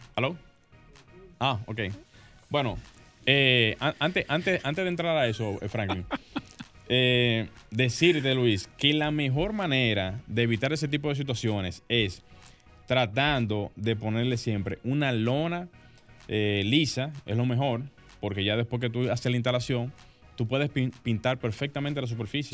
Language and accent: Spanish; Santo Domingo Norte, Distrito Nacional, Dominican Republic; Santo Domingo Norte, lugar de donde soy por muchos años